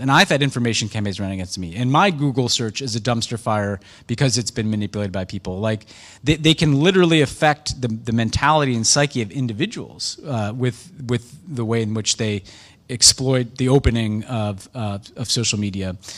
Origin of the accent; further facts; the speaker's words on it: United States; as American